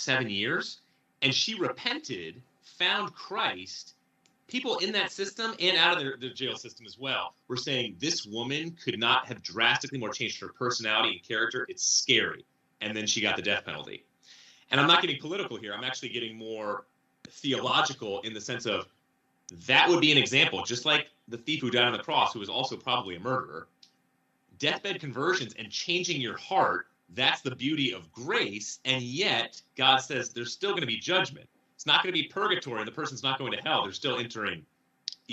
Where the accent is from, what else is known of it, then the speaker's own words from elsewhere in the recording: Connecticut, United States; I'm from Connecticut